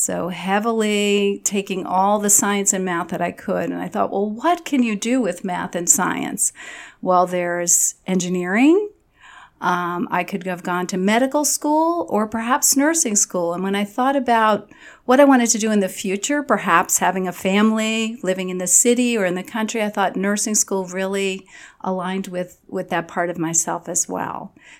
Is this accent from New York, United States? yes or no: yes; Long Island, New York, United States; I grew up on Long Island in New York.